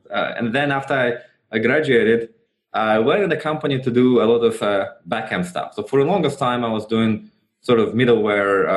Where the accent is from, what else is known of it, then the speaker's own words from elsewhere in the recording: Russia; moved away; I was still in Russia. So I grew up in Russia